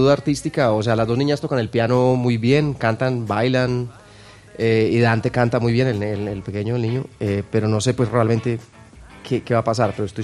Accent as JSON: {"language": "Spanish", "country": "Colombia", "said": "lo que pasa en Venezuela, obviamente como colombiano, me duele mucho"}